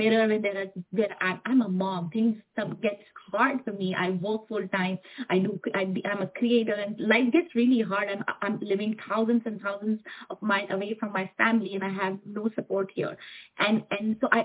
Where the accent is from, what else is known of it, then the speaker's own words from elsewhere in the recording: India; now in Houston, United States; I'm an Indian, and I want to, you know, really honor where I come from, where I belong.